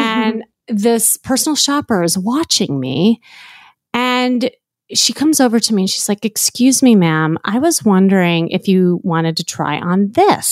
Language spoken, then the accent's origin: English; Chicago, Illinois, United States; moved away as an adult; now in Los Angeles, United States; I'm blonde hair, blue eye from L A, but really I'm from Chicago